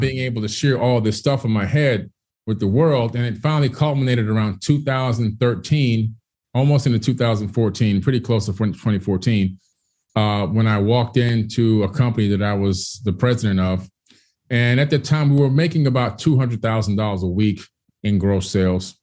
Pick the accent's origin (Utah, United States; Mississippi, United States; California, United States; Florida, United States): Florida, United States; Miami; born or raised there; also born or lived in Queens, New York